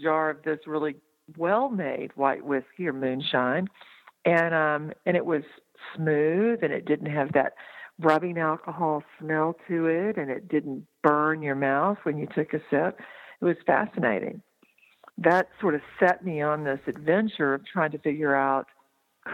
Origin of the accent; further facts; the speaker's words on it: Texas, United States; now in Asheville, United States; I grew up in Texas.